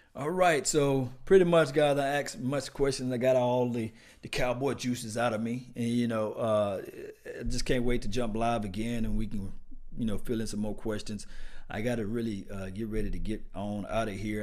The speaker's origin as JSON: {"language": "English", "region": "Mississippi", "country": "United States", "accent": "Mississippi", "said": "I'm from Mississippi, so I have a Mississippi accent"}